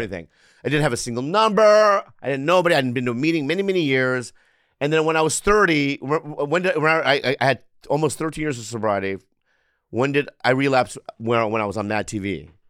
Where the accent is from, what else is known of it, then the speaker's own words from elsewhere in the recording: San Diego, California, United States; I'm from San San Diego